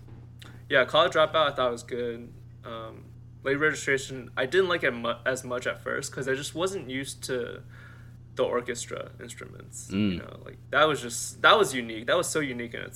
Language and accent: English; United States; growing up in America in high school